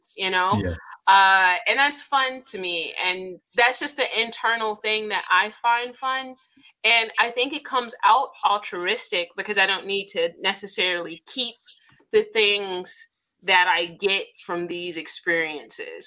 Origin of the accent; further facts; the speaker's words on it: United States; as an American descendant of slaves